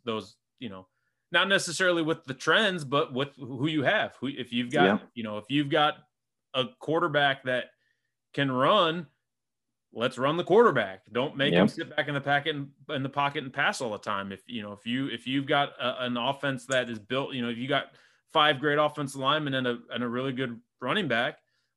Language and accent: English; Springfield, Illinois, United States; I'm from Springfield, Illinois